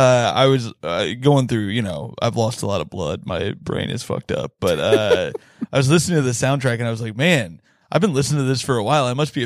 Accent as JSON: {"language": "English", "region": "Indiana", "country": "United States", "said": "I'm from Indiana."}